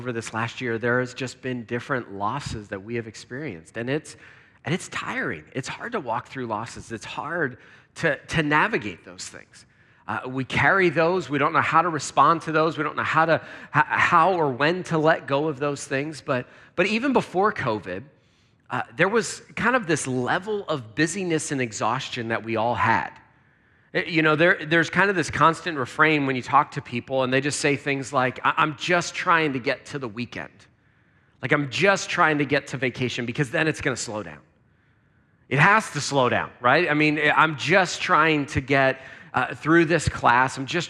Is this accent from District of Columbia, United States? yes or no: no; Lancaster, Pennsylvania, United States; because I grew up in Pennsylvania. In Lancaster, and so it's just great to be back in the Northeast